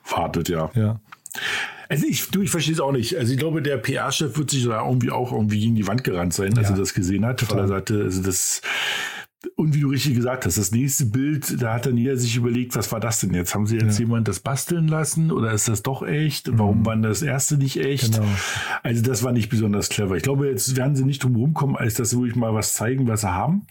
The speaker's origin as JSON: {"language": "German", "country": "Germany"}